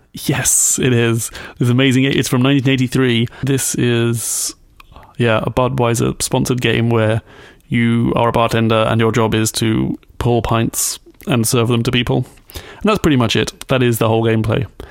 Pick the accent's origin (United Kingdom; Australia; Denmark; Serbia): United Kingdom; I'm British